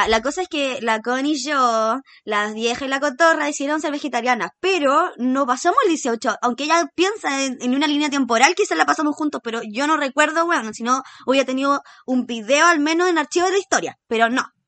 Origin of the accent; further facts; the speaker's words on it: Chile; yo no soy esos chilenos que llega a septiembre y se disfrazan al tiro de guaso o guasita. No soy de esos chilenos